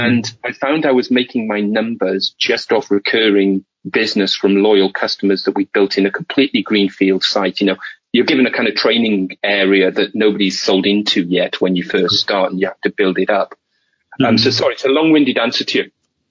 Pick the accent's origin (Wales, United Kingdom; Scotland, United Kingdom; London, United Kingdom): Wales, United Kingdom; moved away as an adult; I moved away from Wales in my first job